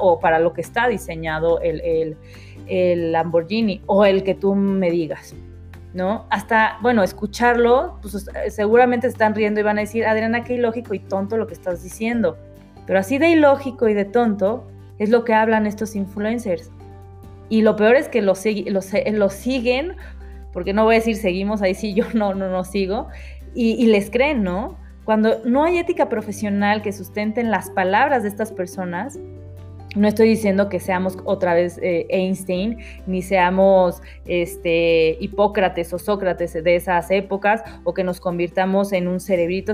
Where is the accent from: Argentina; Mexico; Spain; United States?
Mexico; Nosotros somos mexicanos 100%